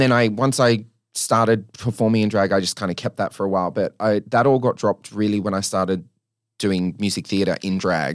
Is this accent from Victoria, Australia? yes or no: no; New South Wales, Australia; I grew up in New South Wales